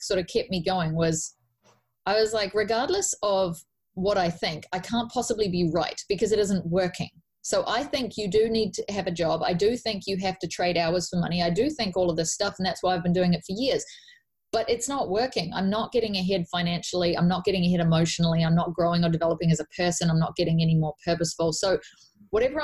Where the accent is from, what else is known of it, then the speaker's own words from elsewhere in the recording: New Zealand; I'm from New Zealand, where we do a 40-hour week or a 50-hour week, depending on your job